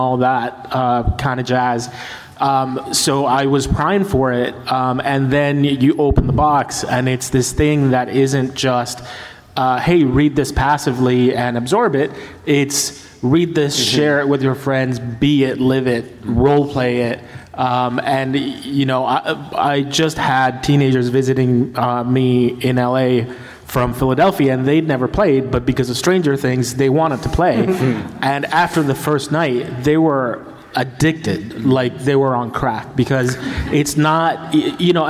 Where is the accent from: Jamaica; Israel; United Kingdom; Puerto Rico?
Puerto Rico; moved away; also born or lived in St. Louis; I was a 10, 11, 12-year-old kid growing up in Puerto Rico